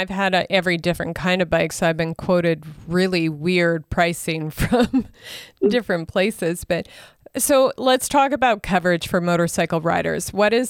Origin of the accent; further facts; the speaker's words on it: Saskatchewan, Canada; now in Alberta, Canada; I'm originally from Saskatchewan, so I grew up with this.